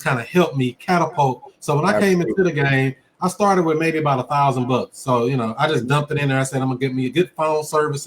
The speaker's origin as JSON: {"language": "English", "town": "St. Louis", "region": "Missouri", "country": "United States", "tie": "born or raised there", "said": "born and raised in St. Louis, Missouri"}